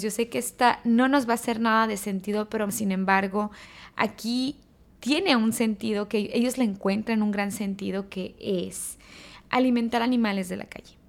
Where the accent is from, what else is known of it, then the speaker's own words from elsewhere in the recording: Mexico; moved away as an adult; now in Dubai, United Arab Emirates; Yo como expatriada y también como mexicana